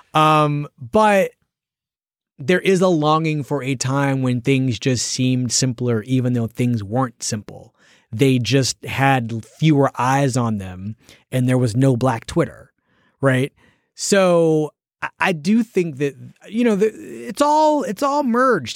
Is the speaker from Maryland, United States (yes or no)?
no; Philadelphia, Pennsylvania, United States; I'm from Philadelphia